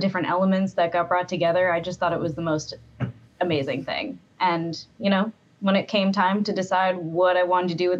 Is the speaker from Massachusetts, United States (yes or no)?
yes; Massachusetts, United States; I didn't come from a place that had a lot of filmmaking. You know, I'm from Massachusetts